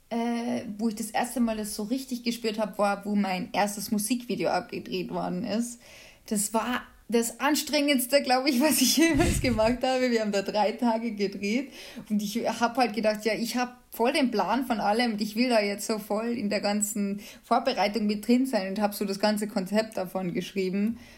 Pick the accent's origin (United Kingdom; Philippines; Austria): Austria; Carinthia; ich komme ja ursprünglich aus Kärnten und äh, da wohnt auch meine Familie